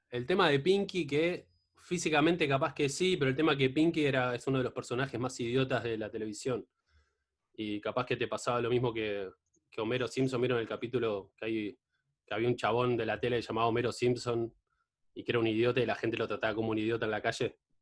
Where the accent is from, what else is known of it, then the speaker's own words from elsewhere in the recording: Mar del Plata, Buenos Aires Province, Argentina; yo soy de Mar del Plata